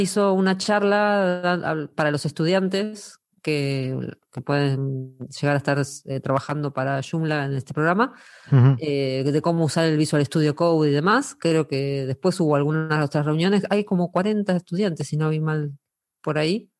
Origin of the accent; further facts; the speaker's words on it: Argentina; soy argentina